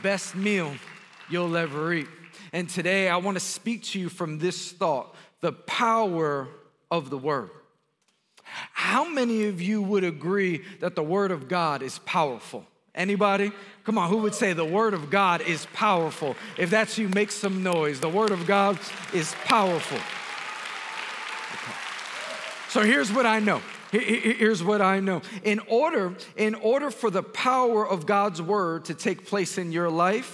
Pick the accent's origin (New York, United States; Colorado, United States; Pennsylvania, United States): New York, United States; New York City; I'm born and raised in Queens, New York.